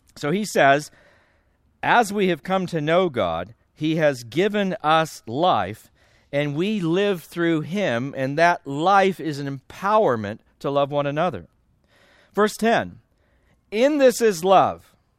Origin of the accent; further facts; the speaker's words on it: California, United States; I grew up in California